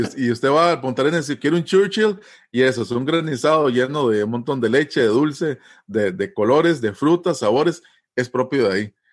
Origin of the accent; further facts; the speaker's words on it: Costa Rica; somos ticos